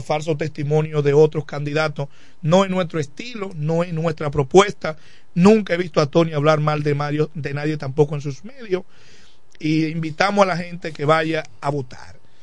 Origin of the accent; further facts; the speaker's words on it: La Romana, Dominican Republic; Siempre me he estado aquí en el municipio de La Romana